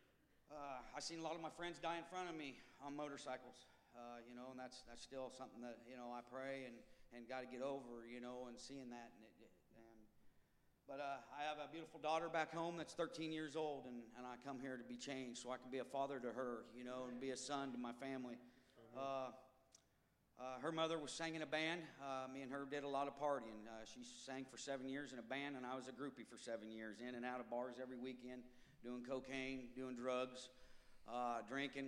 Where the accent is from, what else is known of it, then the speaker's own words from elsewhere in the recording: Ottumwa, Iowa, United States; also born or lived in Colorado; I'm from Tumwa, Iowa.